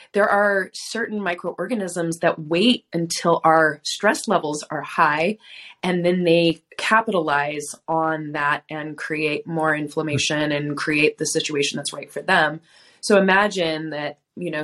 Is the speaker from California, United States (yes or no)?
yes; Southern California, United States; I grew up in Southern California.